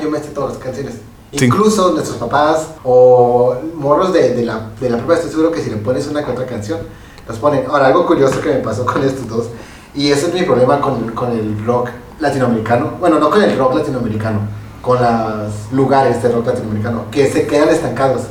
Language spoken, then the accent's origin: Spanish; Mexico